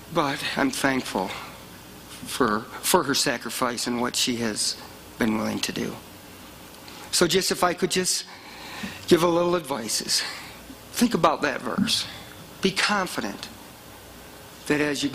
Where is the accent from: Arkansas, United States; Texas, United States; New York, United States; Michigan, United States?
Michigan, United States; moved away as an adult; now in Colorado Springs, United States; I'm from Michigan and I was living about 4 miles from the hospital I was born